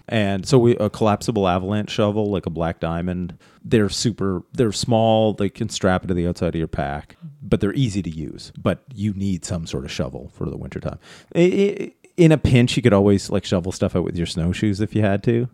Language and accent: English; Canada; as our Canadian, us Canadians say. I was gonna say our Canadian friends, but I'm one of them.